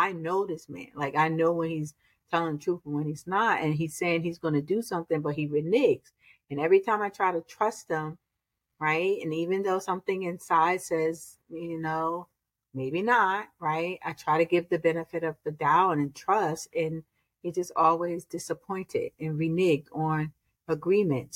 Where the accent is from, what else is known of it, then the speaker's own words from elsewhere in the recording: Newark, New Jersey, United States; I was born and raised in Newark